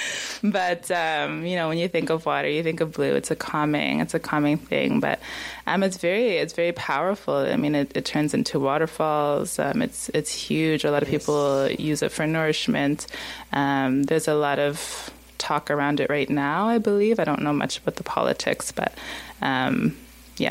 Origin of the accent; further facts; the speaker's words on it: Halifax, Nova Scotia, Canada; also born or lived in Sudan; we actually came to Halifax in 91, so I grew up here